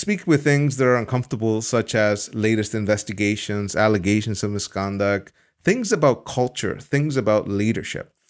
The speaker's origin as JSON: {"language": "English", "country": "El Salvador", "tie": "born or raised there", "moved": "yes", "lives_now": "Amsterdam, Netherlands", "said": "I was born in El Salvador"}